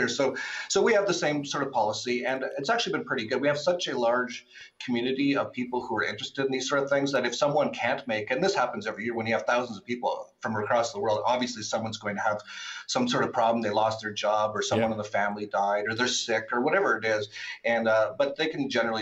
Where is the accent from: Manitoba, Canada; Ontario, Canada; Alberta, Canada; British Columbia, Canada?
British Columbia, Canada; Vancouver; moved away; also born or lived in Acapulco; In Canada, and I'm from Vancouver. I grew up and I used to go to the clubs when I was like 20 years old in Vancouver.